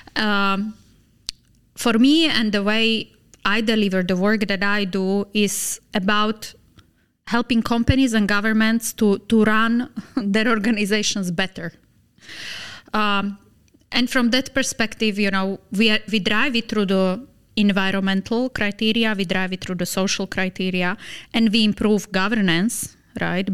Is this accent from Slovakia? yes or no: yes; Slovakia; moved away as an adult; also born or lived in Lebanon / Dubai; Slovakia, my home country